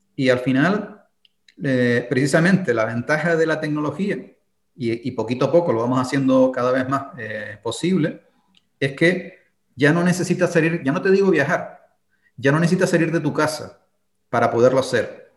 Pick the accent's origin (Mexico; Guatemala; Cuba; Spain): Spain; also born or lived in Berlin, Germany